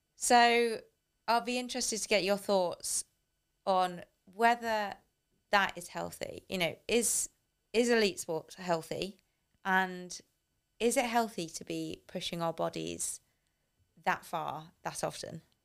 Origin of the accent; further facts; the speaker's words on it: United Kingdom; as a British